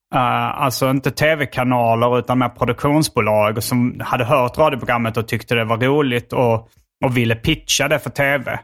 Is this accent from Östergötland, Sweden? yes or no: no; Hjärup, Skåne, Sweden; accent: Scanian; moved away as an adult; also born or lived in Lund; now in Stockholm, Sweden; jag är från Hjärup och, eh, nu bor jag i Lund